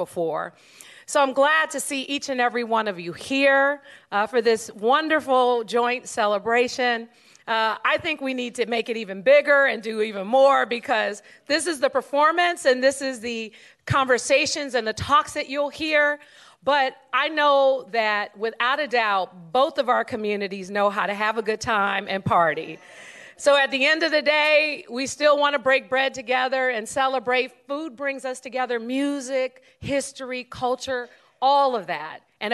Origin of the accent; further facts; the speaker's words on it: San Francisco, California, United States; we grew up in San Francisco